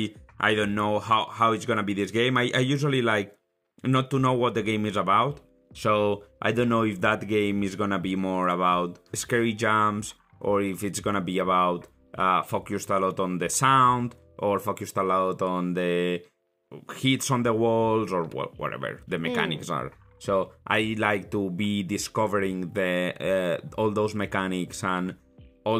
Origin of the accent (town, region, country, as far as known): Spain; English is a second language; moved away as an adult; now in Ireland